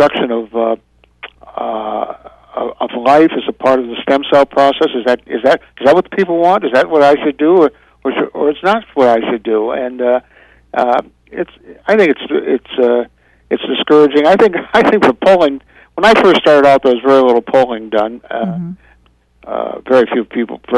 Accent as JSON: {"language": "English", "town": "Joliet", "region": "Illinois", "country": "United States", "tie": "born or raised there", "moved": "yes", "said": "my hometown of Joliet, Illinois"}